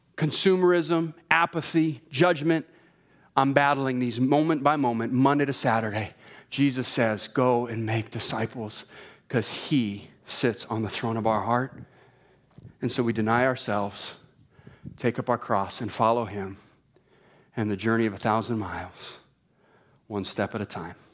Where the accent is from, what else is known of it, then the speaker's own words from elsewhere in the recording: Hawaii, United States; moved away; I was born and raised in Hawaii.